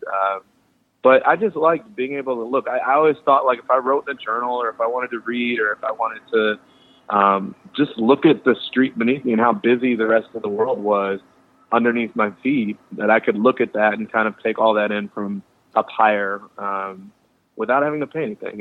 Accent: Chicago, Illinois, United States; I'm from Chicago

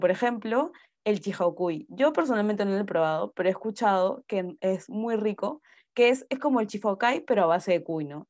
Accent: Peru; como peruana

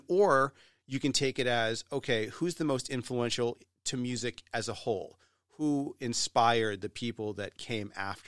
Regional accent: Rye, New Hampshire, United States; I grew up in Rye, New Hampshire.

